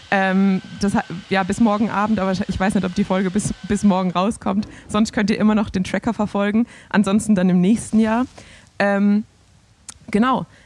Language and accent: German; Swabia, Germany; deshalb habe ich dir das als Schwabe auch